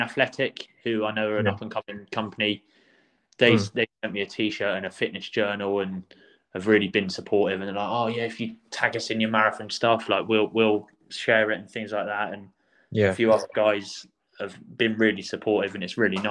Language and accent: English; Portland, South West England, United Kingdom; also born or lived in Croydon, London / Yeovil; now in Bridport, United Kingdom; I grew up in Portland. I'm from Croydon originally, okay. But I grew up in Portland